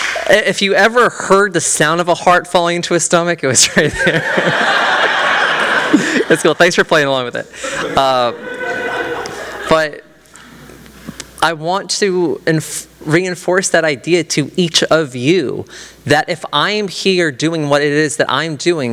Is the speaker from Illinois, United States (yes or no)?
no; Manassas, Virginia, United States; my lifelong home of Manassas.